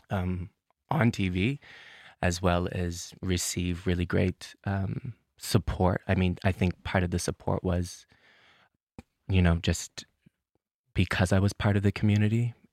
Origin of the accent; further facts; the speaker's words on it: Truro, Nova Scotia, Canada; moved away as an adult; now in Copenhagen, Denmark; I'm from Nova Scotia. I'm from a place called Truro. It is a, a historically black um, community. Um, that has its ties to um, the Great Migration.